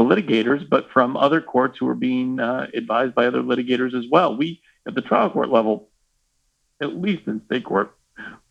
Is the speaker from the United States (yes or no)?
yes; Kansas City, United States; I am from Kansas City